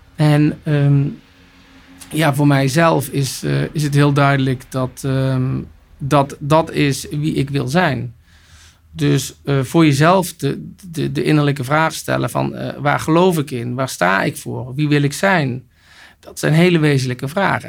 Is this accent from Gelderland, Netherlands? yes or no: no; North Brabant, Netherlands; also born or lived in Almelo / United States / France; Ik ben geboren in Almelo en opgegroeid in Brabant